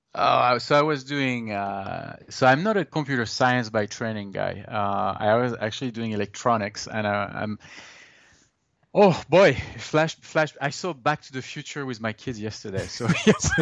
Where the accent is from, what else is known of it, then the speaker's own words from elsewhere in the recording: Brittany, France; moved away as an adult; also born or lived in Toulouse, France / Montreal, Canada / London, United Kingdom / Tempe, Arizona; now in United States; I'm from Brittany, in France.